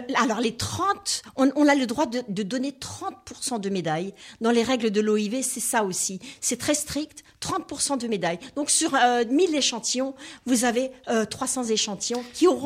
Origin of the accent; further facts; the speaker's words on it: Alsace, Grand Est, France; accent: Alsatian; je suis alsacienne